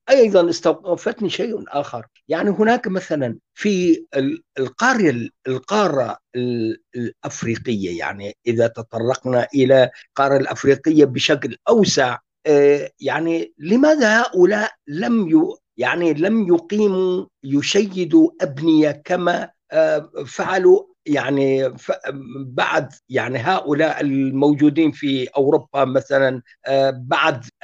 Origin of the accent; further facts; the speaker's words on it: Syria; انا انطلق من نفسي يعني كوني كردي من اكراد سوريا